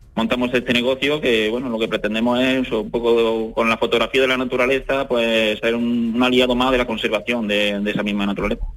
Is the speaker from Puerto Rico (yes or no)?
no; Adamuz, Andalusia, Spain; mi entorno, de aquí de mi pueblo, de Alamuz